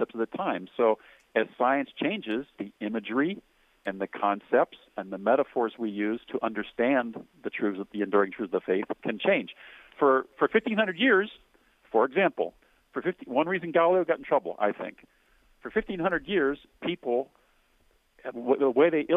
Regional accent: Cincinnati, Ohio, United States; My hometown is Cincinnati, right across the river

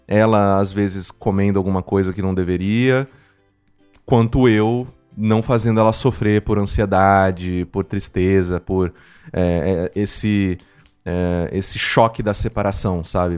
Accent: Mococa, São Paulo, Brazil; moved away as an adult; now in São Paulo, Brazil; Exato, eu sou de Mococa. Assim, eu não nasci em Mococa, eu nasci aqui em São Paulo.

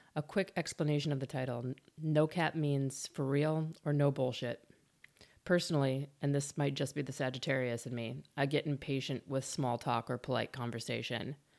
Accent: Midwest, United States; moved away; also born or lived in Boulder, Colorado; we're both from the Midwest, it, we were raised to care about people more

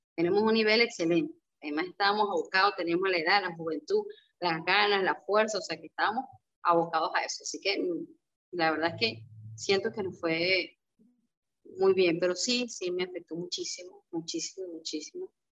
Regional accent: Barquisimeto, Lara, Venezuela; moved away; para Barquisimeto, para mi tierra, eh, para el Estado Largo

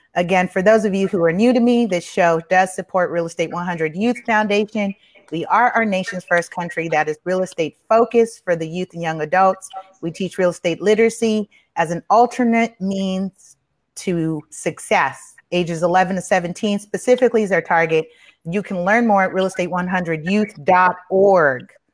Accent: Los Angeles, California, United States; i grew up on the east side i'm i didn't i wasn't as far as watts but I was off of Avalon and San Pedro

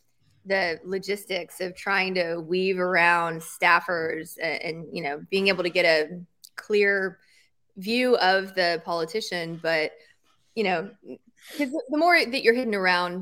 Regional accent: Tennessee, United States; moved away; I am from Tennessee.

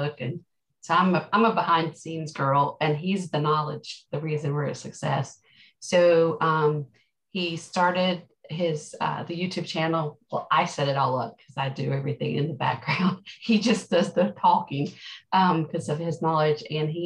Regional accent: Canada; I'm Canadian

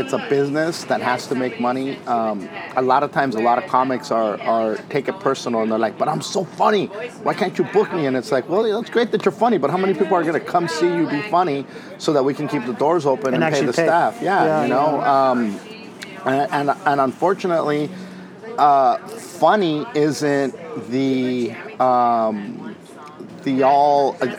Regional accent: Wilmington, California, United States; Wilmington, California.

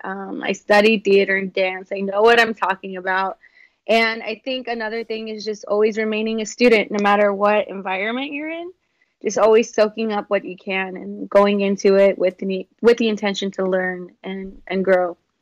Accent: San Antonio, Texas, United States; moved away as an adult; now in Los Angeles, United States; I am a dance artist from San Antonio, Texas, from the South Side

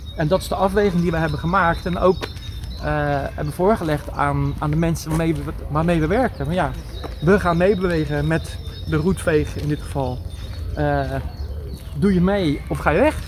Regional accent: Vlaardingen, South Holland, Netherlands; moved away as an adult; also born or lived in Schiedam / Bodegraven; now in Rotterdam, Netherlands; ik ben geboren in Schiedam. Ik ah, eh, heb nooit een geheim van gemaakt. Eh, maar ik heb er nooit gewoond. Maar ja, in je paspoort blijft dan wel staan dat je Schiedammer bent. En eh, ik voel mij Vlaardinger. omdat ik er altijd heb gewoond.

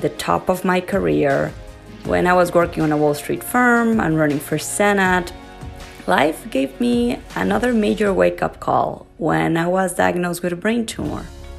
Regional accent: Mexico City, Mexico; moved away as an adult; also born or lived in Italy / Argentina / Spain / Australia; now in United States; I am originally from Mexico City, but have been living in the United States for about 10 years. This is actually the seventh country I've lived in.

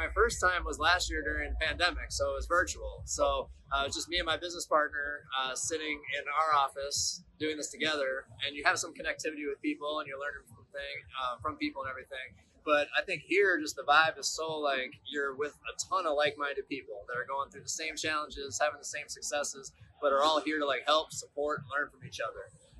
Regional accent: Milwaukee, Wisconsin, United States; I'm from Milwaukee, Wisconsin.

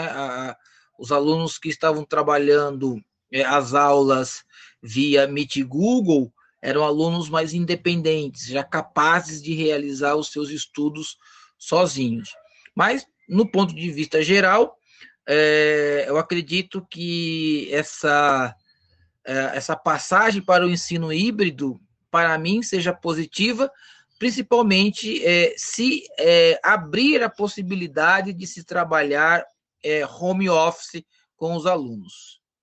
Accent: Osasco, São Paulo, Brazil; Sou natural de Osasco

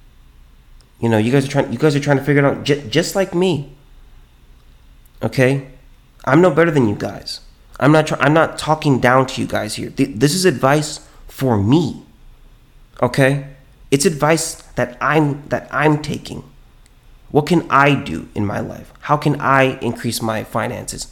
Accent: California, United States; now in Texas, United States; I'm from California

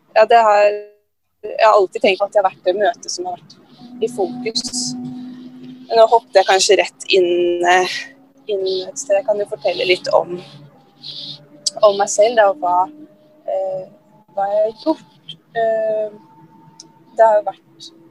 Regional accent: Oslo, Norway; Jeg kom, kommer fra Grorud i Oslo

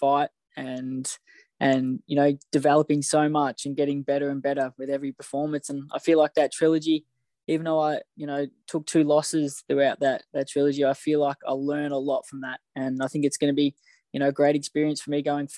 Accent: Australia; Growing up in Australia

